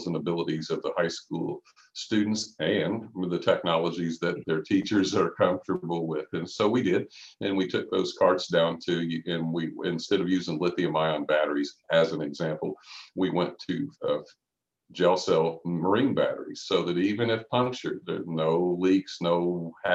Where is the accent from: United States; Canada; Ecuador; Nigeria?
United States; Indianapolis, Indiana; I'm from Indianapolis, Indiana. I was born and raised here.